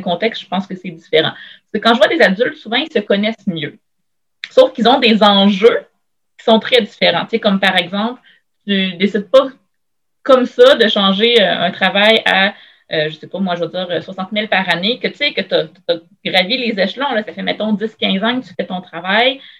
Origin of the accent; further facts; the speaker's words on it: Shawinigan, Quebec, Canada; moved away as an adult; now in Quebec City, Canada; je viens de Shawinigan à la base.